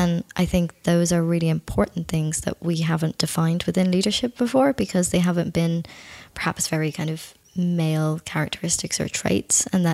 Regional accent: Ireland; I'm Irish. I live on an island of 4.5 million people

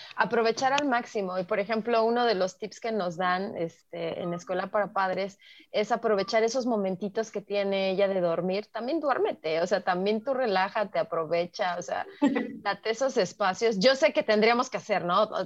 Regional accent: Mexico; como mexicanos

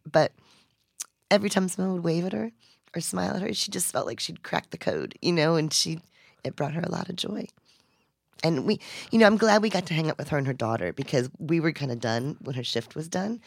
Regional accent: Gulfport, United States; Gulfport, my hometown

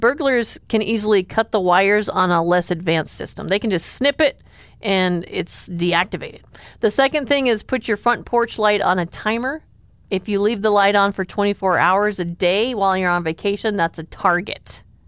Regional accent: Enning, South Dakota, United States; I grew up in Enning, South Dakota

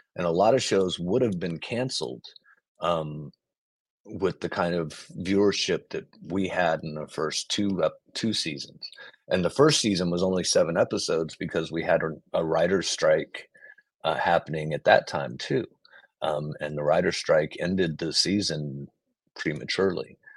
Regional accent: Texas, United States; I was from Texas

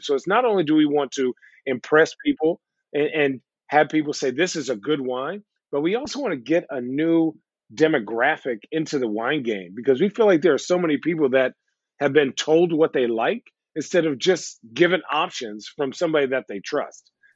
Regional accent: Arizona, United States; now in Portland, United States; I'm from Arizona, right? Well, I grew up in Arizona

